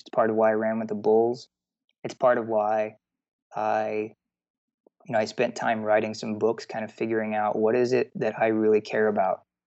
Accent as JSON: {"language": "English", "region": "Texas", "country": "United States", "tie": "born or raised there", "said": "I grew up in the South. I grew up in Texas"}